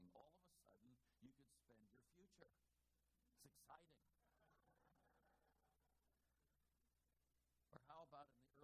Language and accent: English; Oakland, California, United States; I grew up in Oakland in the 50s